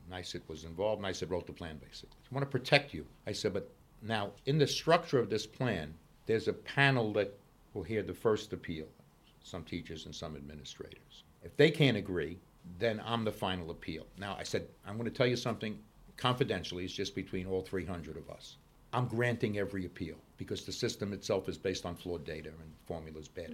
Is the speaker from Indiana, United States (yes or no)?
no; New York City, New York, United States; I grew up in Brooklyn